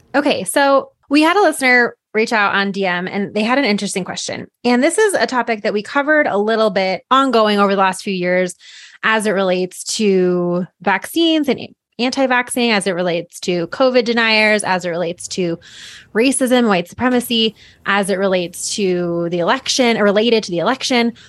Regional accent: Boulder, Colorado, United States; growing up in here, I mean, I'm, I live fifteen minutes away from where I grew up

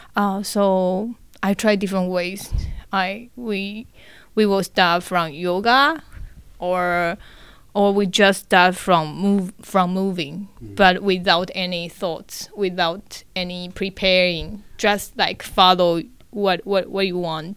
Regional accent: Tainan, Taiwan; English is a second language; now in Taipei, Taiwan; I grew up in Tainan, oh, in okay. south of Taiwan.

